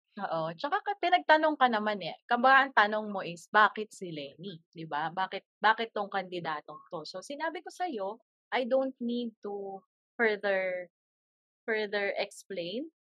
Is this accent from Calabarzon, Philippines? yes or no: no; Cagayan Valley, Philippines; moved away; since we raised from the north kasi I'm from Cagayan pinanganak ako sa Cagayan Valley